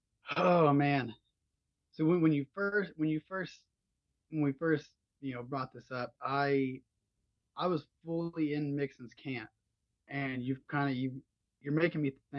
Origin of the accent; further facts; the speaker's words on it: Norman, Oklahoma, United States; I said I was from Norman, Oklahoma.